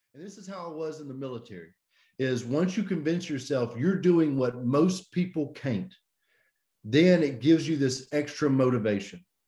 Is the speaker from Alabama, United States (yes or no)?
yes; Birmingham, Alabama, United States; I'm from Birmingham, Alabama. This is where I grew up